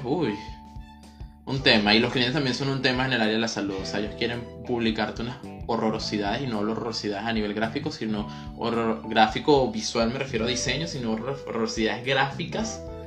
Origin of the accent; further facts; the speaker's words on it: Maracay, Aragua, Venezuela; also born or lived in Valencia, Venezuela / Caracas, Venezuela; yo soy de aquí de Maracay, viví en Valencia y venía a ver clases otra vez para acá, para Maracay. Y mi familia está aquí en Maracay.